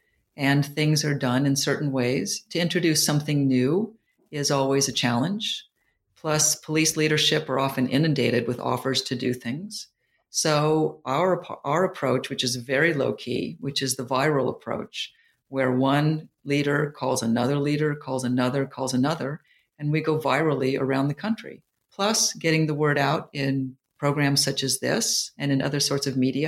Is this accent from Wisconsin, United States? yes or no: no; California, United States; And I just ended up with them because I was from Silicon Valley and I was from Stanford.